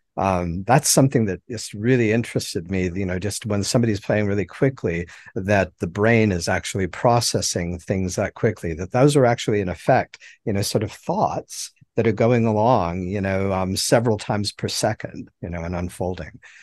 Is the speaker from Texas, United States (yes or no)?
no; Helena, Montana, United States; now in Mobile, United States; I was born in Heller, Montana, and, um, that's where I grew up and, you know, spent all of my formative, uh, years, uh, childhood and adolescence.